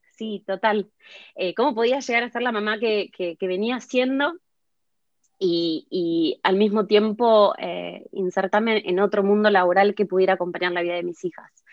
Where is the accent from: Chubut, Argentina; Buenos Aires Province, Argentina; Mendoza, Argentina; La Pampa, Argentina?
Buenos Aires Province, Argentina; Martínez; moved away as an adult; now in London, United Kingdom; Hace 21 años que vivo en Londres. Em, nací en Buenos Aires, en Martínez.